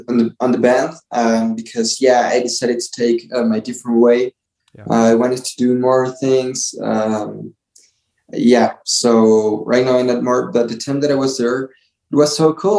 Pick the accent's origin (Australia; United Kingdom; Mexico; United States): Mexico; Toluca, State of Mexico; also born or lived in Canada / Querétaro; I was born here in Toluca in this city